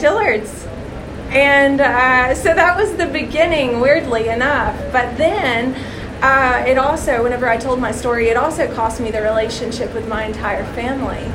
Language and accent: English; Middle Tennessee, United States; moved away; also born or lived in San Diego, California; I was born in San Diego, California, but spent most of my life in Middle Tennessee